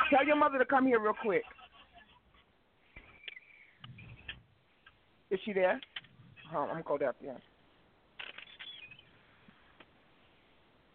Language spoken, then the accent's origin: English; New York, United States; now in Atlanta, United States; I grew up in New York